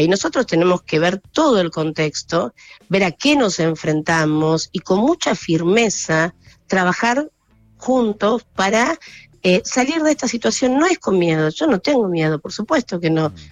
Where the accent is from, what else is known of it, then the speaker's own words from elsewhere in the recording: Campo de Mayo, Buenos Aires Province, Argentina; crecí en Campo de Mayo